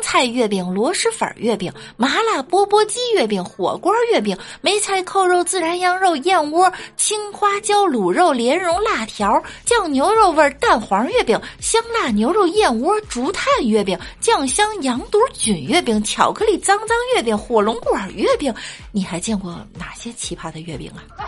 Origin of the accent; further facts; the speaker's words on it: northern China, China; moved away; 我作为北方人